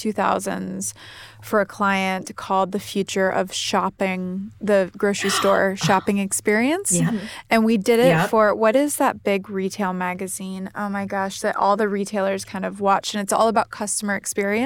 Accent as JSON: {"language": "English", "town": "Columbus", "country": "United States", "tie": "born or raised there", "said": "I grew up in Columbus"}